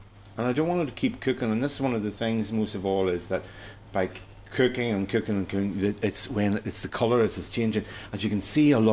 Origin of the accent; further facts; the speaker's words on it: Toomebridge, Northern Ireland, United Kingdom; where I'm from Toombridge in County Antrim